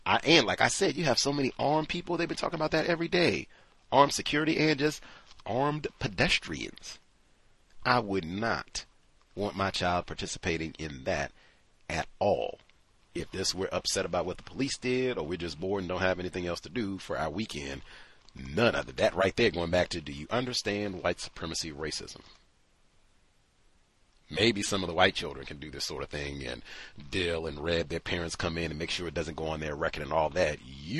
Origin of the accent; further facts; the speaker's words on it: Philadelphia, Pennsylvania, United States; terrified that the fire would reach our neighborhood, which was nowhere near Southwest Philadelphia. I grew up in Mount Airy.